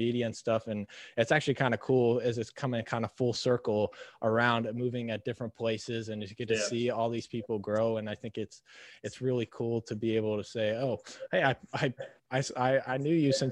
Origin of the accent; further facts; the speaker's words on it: Minnesota, United States; moved away; also born or lived in Omaha, Nebraska; where I grew up in Minnesota